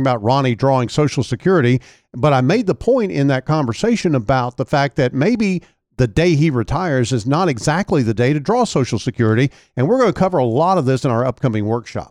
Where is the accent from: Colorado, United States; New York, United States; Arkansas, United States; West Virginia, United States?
Arkansas, United States; El Dorado; Amy from my hometown in El Dorado.